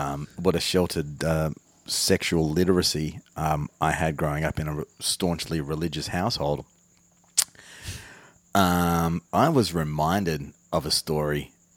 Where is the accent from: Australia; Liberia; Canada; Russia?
Australia; Armidale, New South Wales; I'm a dude from Armidale.